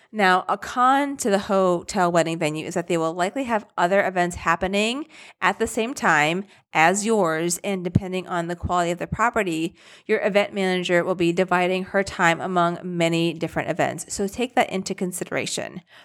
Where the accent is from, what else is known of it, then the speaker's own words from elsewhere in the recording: Rochester, United States; I'm from Rochester